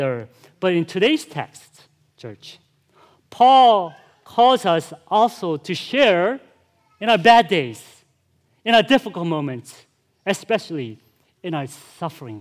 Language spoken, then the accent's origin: English; Chicago, Illinois, United States; I'm from Chicago, too